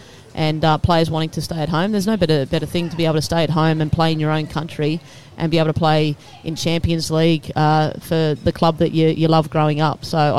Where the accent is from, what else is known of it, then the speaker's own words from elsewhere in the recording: Campbelltown, New South Wales, Australia; growing up in Campbelltown myself